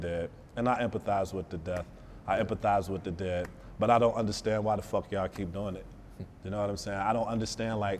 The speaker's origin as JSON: {"language": "English", "town": "Detroit", "region": "Michigan", "country": "United States", "said": "I'm from Detroit, so I still have a street mentality"}